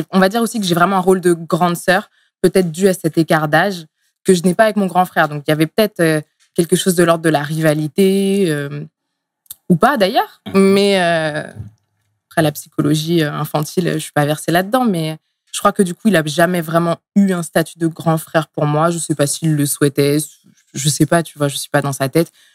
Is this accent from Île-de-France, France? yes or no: yes; Essonne, Île-de-France, France; also born or lived in Tunisia / Montreal, Canada; je suis née en Tunisie. Euh, je suis arrivée en France euh, étant bébé. Euh, dans le 91